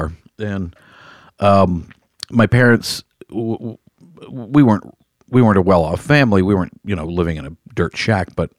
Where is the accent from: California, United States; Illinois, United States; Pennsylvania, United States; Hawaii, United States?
California, United States; Los Angeles; This was here in Los Angeles